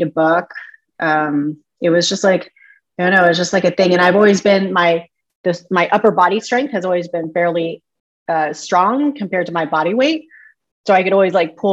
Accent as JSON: {"language": "English", "town": "Mexico", "region": "Missouri", "country": "United States", "tie": "born or raised there", "said": "I was born in Mexico, Missouri"}